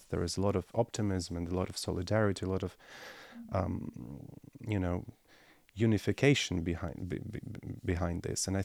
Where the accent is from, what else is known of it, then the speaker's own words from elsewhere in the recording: Kyiv, Ukraine; my hometown of Kiev